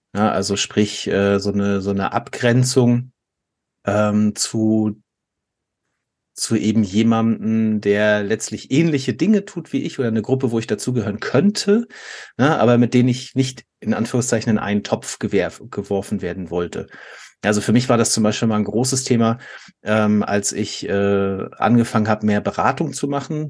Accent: Germany; als Deutscher

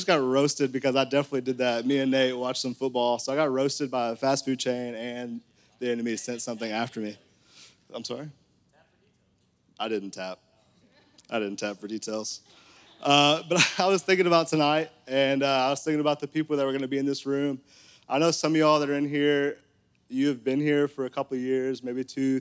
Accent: Conway, Arkansas, United States; I grew up in Conway

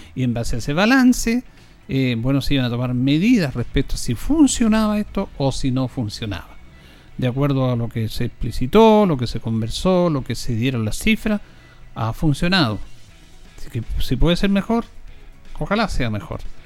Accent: Linares, Maule, Chile; los que somos de Linares

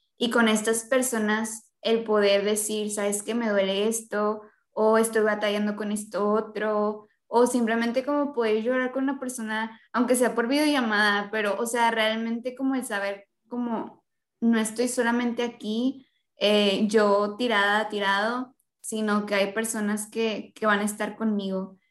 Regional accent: Mexico; nosotros como mexicanos

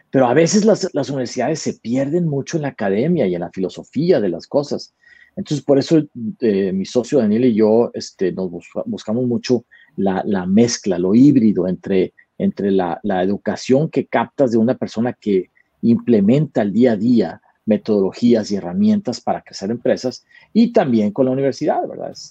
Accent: Monterrey, Nuevo León, Mexico; moved away as an adult; now in Austin, United States; Pues soy eh, mexicano, primero que nada, este, eh, nacido en Monterrey y ya llevo más de 20 años en Estados Unidos. Este, yo estoy basado en la ciudad de Austin, Texas

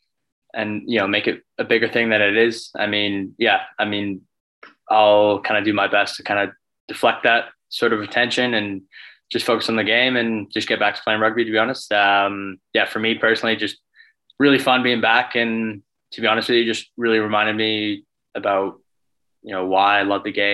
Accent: Cochrane, Alberta, Canada; also born or lived in Calgary; I was just in my hometown, Cochrane, Alberta

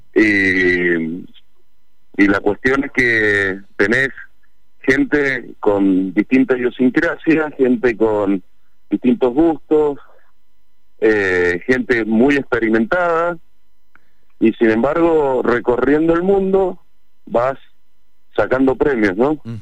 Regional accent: Mendoza, Argentina; sabemos lo que somos los mendocinos, que somos gente de trabajo

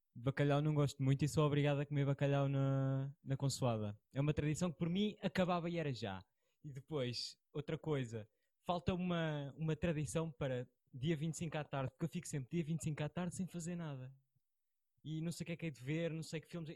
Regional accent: Estarreja, Centro, Portugal; nós somos do, do Conselho de Estarreja

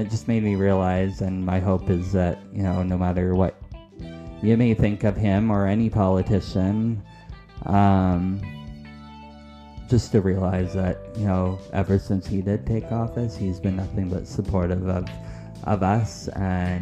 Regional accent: Canada; we are Canadian.

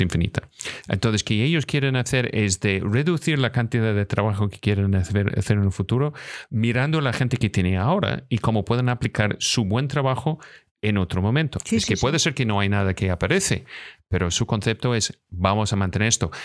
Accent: Scotland, United Kingdom; Spanish is a second language; moved away; also born or lived in Los Angeles; soy de Escocia

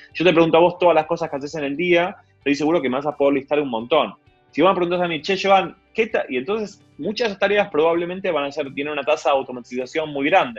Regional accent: Argentina; nosotros como argentinos

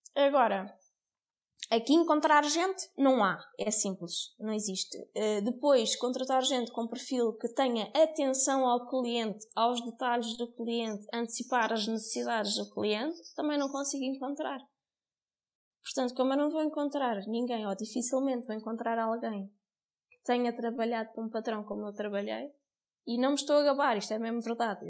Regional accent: Cascais, Lisbon, Portugal; moved away as an adult; now in Alentejo, Portugal; eu não sou daqui, sou de Cascais e jamais pensei viver aqui

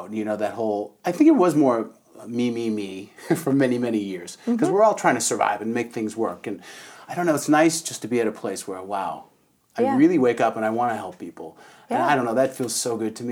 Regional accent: Canada; moved away; also born or lived in Toronto; I'm from Canada

